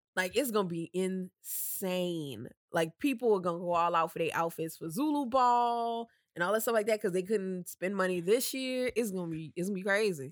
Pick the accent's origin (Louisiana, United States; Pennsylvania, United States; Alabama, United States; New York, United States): Louisiana, United States; New Orleans; I'm actually from New Orleans